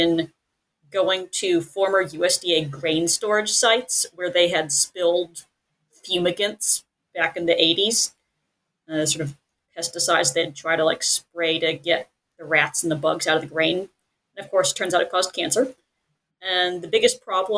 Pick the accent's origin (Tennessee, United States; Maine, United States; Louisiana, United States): Tennessee, United States; Nashville; moved away as an adult; also born or lived in Texas; now in Southern California, United States; I'm originally from Nashville, Tennessee. I came out here to Southern California to study groundwater.